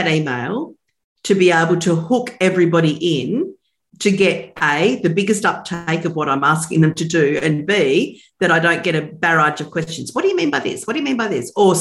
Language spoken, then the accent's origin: English; Australia; I'm from Australia